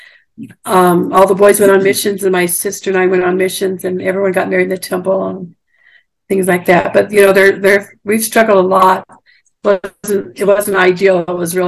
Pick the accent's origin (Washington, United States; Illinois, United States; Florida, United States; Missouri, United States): Washington, United States; Moses Lake; born or raised there; also born or lived in Seattle, Washington